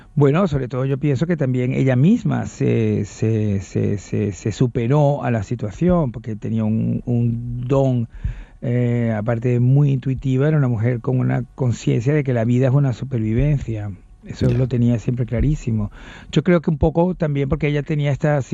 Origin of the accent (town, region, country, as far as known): Venezuela